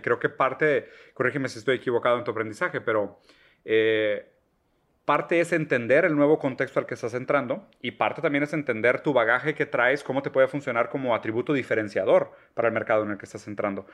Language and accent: Spanish; Brazil; moved away; nosotros también somos inmigrantes, o sea, nosotros somos brasileños